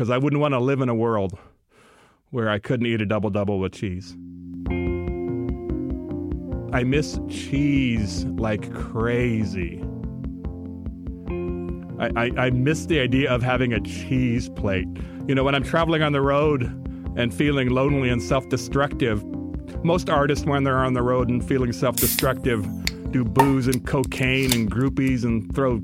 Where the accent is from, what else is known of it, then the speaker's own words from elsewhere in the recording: United States; as a Native American